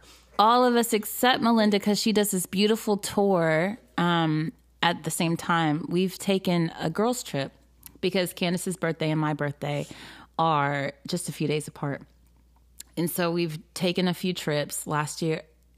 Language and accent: English; the South, United States; I'm from the South.